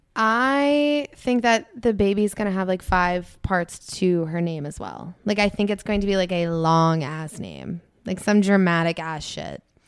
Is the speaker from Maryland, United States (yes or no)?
yes; Annapolis, Maryland, United States